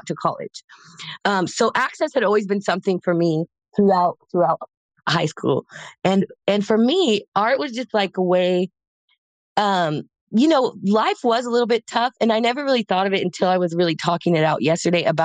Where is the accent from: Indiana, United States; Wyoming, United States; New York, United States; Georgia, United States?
Wyoming, United States; Casper; moved away as an adult; also born or lived in Oregon; now in Los Angeles, United States; I grew up in Casper, Wyoming